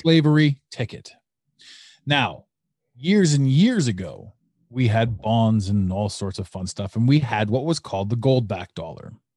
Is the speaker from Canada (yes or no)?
yes; Canada; I'm Canadian.